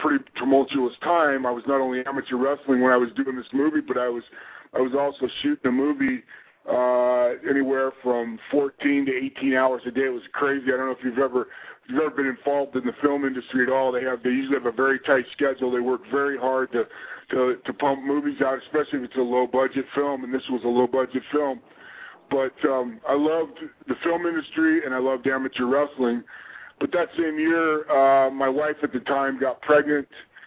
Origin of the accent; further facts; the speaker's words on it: Pleasant Grove, Utah, United States; We had a very good little kids program in my hometown of Pleasant Grove, Utah